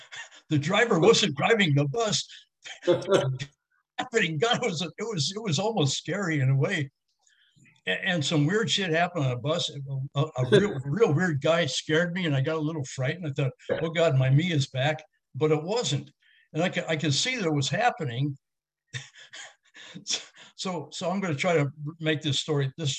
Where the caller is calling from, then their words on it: California, United States; I'm calling you from California here.